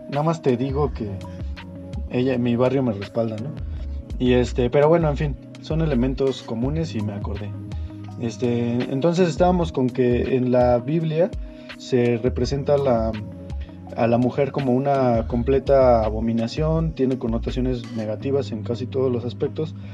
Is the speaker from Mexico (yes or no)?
yes; Mexico; A lo mejor para nosotros como mexicanos es Guadalupe